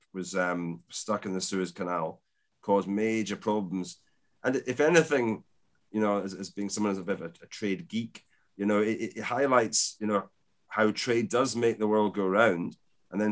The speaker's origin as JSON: {"language": "English", "region": "Scotland", "country": "United Kingdom", "said": "being a Scotsman"}